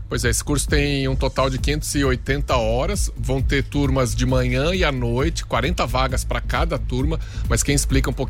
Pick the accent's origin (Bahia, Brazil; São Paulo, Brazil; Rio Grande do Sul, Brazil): Rio Grande do Sul, Brazil; Porto Alegre; Eu sou de Porto Alegre